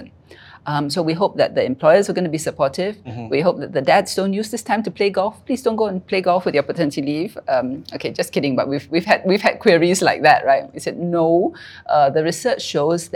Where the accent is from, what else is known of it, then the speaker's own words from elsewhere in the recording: Singapore; As Singaporean